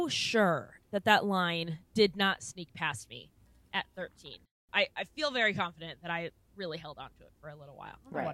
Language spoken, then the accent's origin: English; San Diego, California, United States; I'm from San Diego.